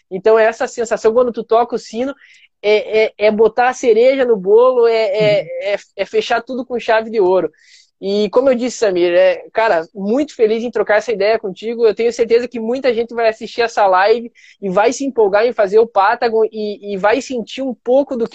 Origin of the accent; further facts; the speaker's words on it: Brazil; porque eu sou um representante, eu sou brasileiro, tô lá no, no Chile